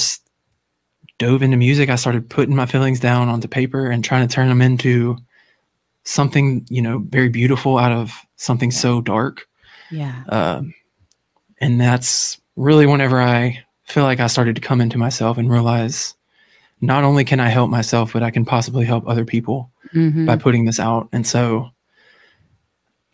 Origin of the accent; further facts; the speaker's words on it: Louisiana, United States; I'm from Louisiana. For anybody that doesn't know, I live in Louisiana